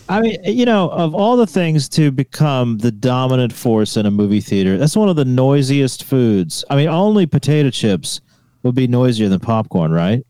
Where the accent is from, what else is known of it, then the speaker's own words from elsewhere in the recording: the South, United States; moved away; I'm from the states, but because I am from the South